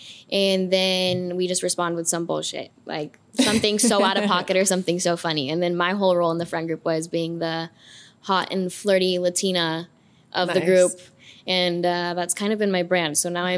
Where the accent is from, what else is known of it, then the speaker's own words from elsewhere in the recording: Ashland, Oregon, United States; moved away as an adult; now in Arizona, United States; I am from a town of like 20,000 or less in Oregon. So Ashland, Medford area, that's where I grew up. So all of you who rode horses to school, yeah, that's where I'm from, okay? Like, it's a town.